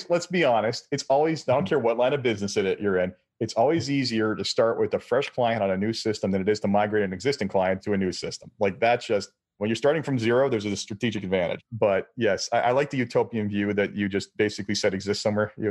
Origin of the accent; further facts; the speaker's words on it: Canada; I'm Canadian.